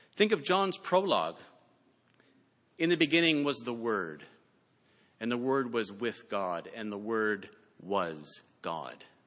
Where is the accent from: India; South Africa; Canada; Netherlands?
Canada; I'm Canadian